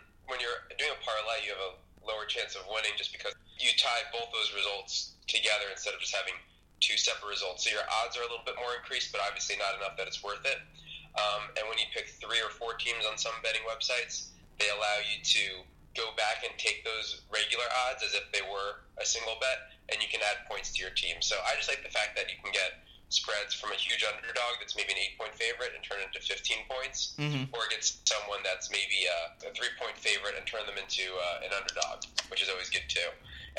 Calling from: Lisbon, Portugal; Hey, Tom, coming to you live from Lisbon, Portugal.

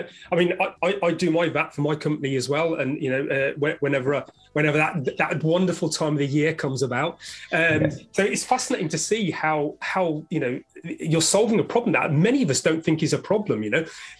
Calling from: London, United Kingdom; I'm speaking from London, UK

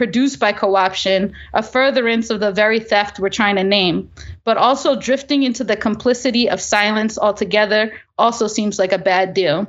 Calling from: New York, United States; I'm feeling very they, them these days, and I'm calling in from New York, the unceded ground of the Lenape.

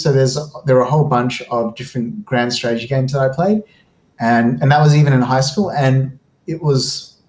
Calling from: Sydney, New South Wales, Australia; I'm speaking from Sydney, so on Darug land.

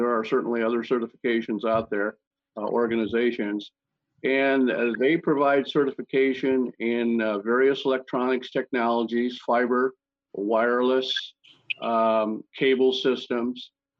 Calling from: Carlsbad, California, United States; I'm in Carlsbad, California, just north of San Diego, a few miles.

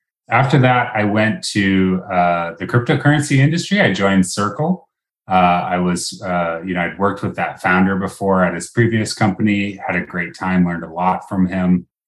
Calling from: Seattle, Washington, United States; I'm calling in from Seattle, Washington, where it's a gorgeous summer day.

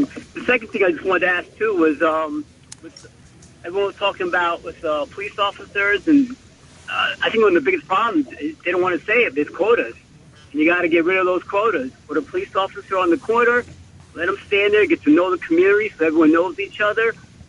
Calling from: Queens, New York, United States; How you doing? Call from Queens.

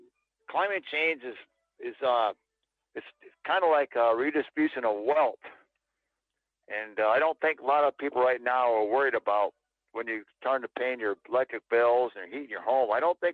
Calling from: Fairbanks, Alaska, United States; Hey, Michael … from Fairbanks.

